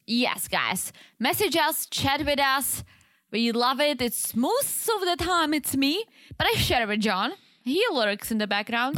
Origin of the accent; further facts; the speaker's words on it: Czechia; I'm Czech. I am not from Prague. I'm actually from the other side.